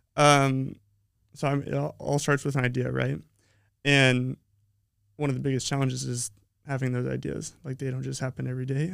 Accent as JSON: {"language": "English", "region": "Colorado", "country": "United States", "tie": "born or raised there", "also_born_or_lived": "Utah", "moved": "yes", "said": "I'm from Colorado. Um, I was born in Utah, but pretty much I was raised in Colorado."}